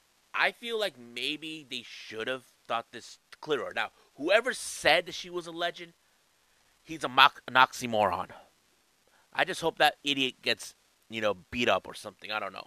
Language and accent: English; San Diego, California, United States; I'm actually from the San Diego, California area